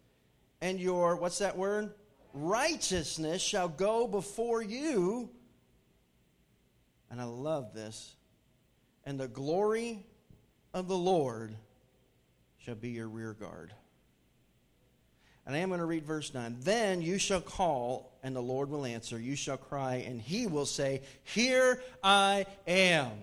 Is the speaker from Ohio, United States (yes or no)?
no; Hartford, Connecticut, United States; moved away; my hometown area, Hartford, Connecticut